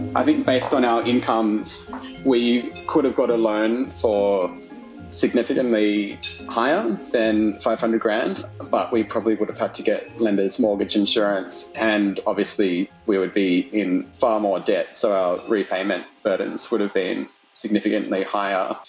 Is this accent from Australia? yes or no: yes; Sydney, New South Wales, Australia; moved away as an adult; now in Canberra, Australia; I'm from Sydney. I took this job in Canberra about 18 months ago